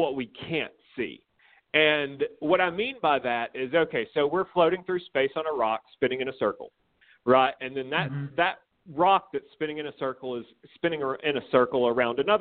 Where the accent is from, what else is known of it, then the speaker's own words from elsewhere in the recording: Corner, Alabama, United States; I grew up in Corner, Alabama